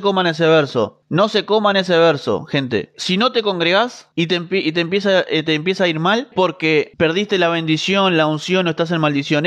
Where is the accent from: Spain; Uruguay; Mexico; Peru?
Uruguay; yo también soy de Uruguay, Mercedes, así que estamos acá cerquita